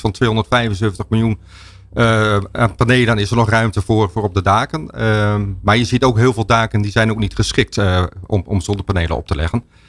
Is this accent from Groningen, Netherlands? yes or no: yes; Stadskanaal, Groningen, Netherlands; Ik kom zelf uit Stadskanaal